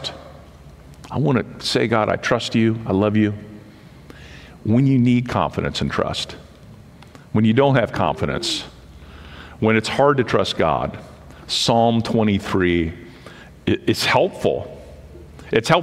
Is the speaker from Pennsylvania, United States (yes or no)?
yes; Western Pennsylvania, United States; I grew up in Western Pennsylvania, outside a small college town